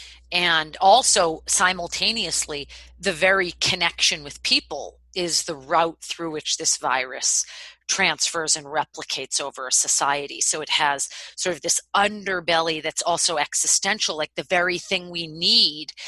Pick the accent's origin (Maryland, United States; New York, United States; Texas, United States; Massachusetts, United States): Massachusetts, United States; Boston; moved away; I'm from Boston